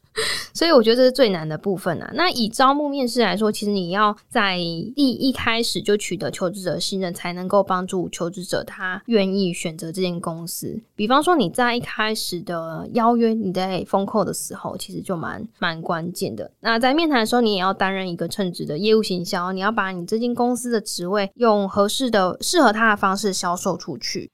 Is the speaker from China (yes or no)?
no; Kaohsiung, Taiwan; moved away as an adult; also born or lived in New Taipei; 其实我是高雄的孩子嘛，所以就想说不要离家太远